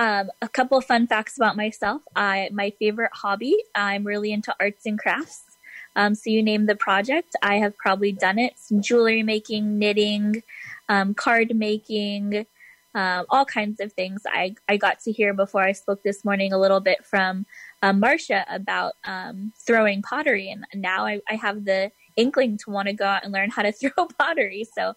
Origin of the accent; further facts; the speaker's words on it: Southern California, United States; So I grew up in Southern California. So I am a Californian at heart. Moved to Northern California for college, but then ended back in Southern California for law school about 20 minutes from my hometown